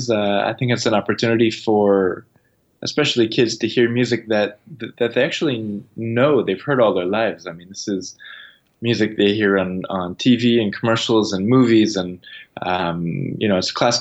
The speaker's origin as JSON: {"language": "English", "town": "Toronto", "region": "Ontario", "country": "Canada", "tie": "born or raised there", "said": "I'm from Toronto and I grew up in the city"}